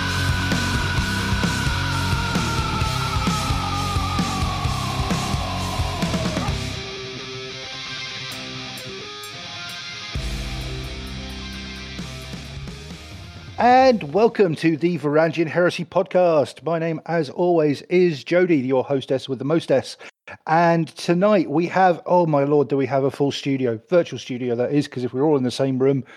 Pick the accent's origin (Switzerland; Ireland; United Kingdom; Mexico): United Kingdom; I'm British